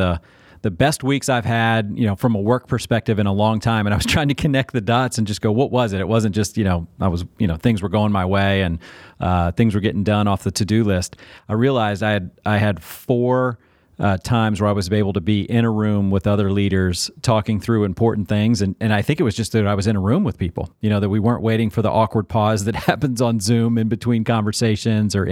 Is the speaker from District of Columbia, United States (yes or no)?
yes; Washington, District of Columbia, United States; I grew up in the Washington, D.C. area